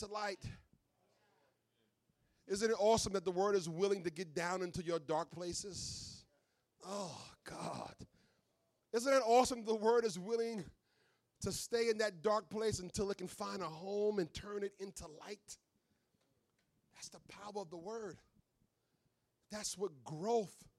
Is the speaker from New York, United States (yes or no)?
yes; New York, United States; now in Philadelphia, United States; I grew up in New York